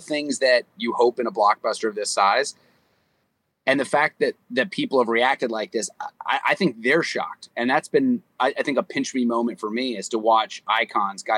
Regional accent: Austin, Texas, United States; I grew up in Austin, Texas

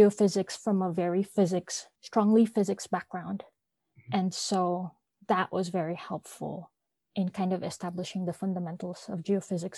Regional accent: Philippines; I'm from the Philippines

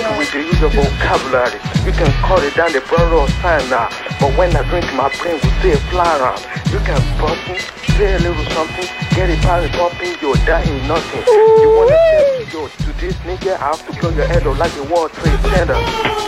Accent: Nigeria; moved away; I'm from Nigeria

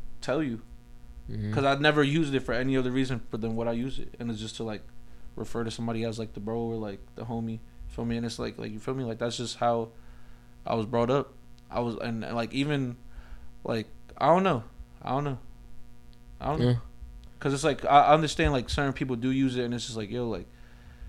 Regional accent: Elizabeth, New Jersey, United States; I grew up in the Bayway area of Elizabeth on Summer Street

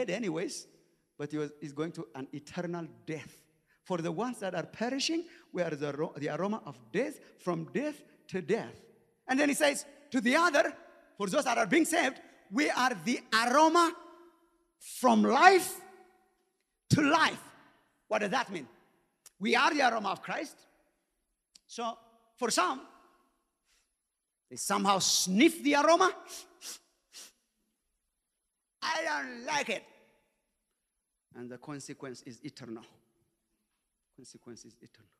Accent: Ethiopia; moved away; the time that we grew up in Ethiopia

